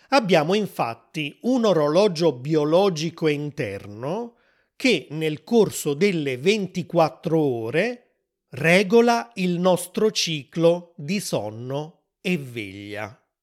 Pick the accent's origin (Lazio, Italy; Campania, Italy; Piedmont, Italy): Campania, Italy; Naples; sono italiano, sono nato a Napoli, nel sud dell'Italia